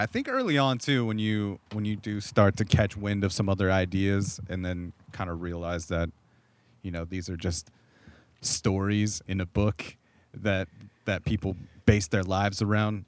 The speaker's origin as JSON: {"language": "English", "town": "Corona", "region": "California", "country": "United States", "tie": "born or raised there", "said": "where I grew up in Southern California, which is just concrete suburbs"}